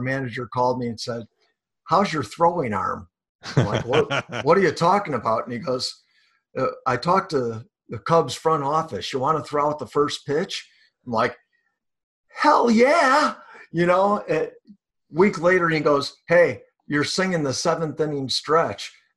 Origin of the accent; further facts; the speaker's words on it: Bellwood, Illinois, United States; also born or lived in Westchester, Illinois; I grew up in the town of Bellwood.